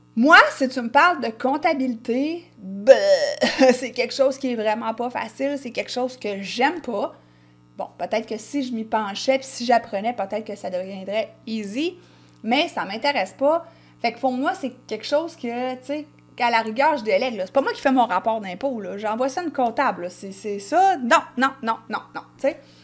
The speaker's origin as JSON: {"language": "French", "region": "Quebec", "country": "Canada", "accent": "Québécois"}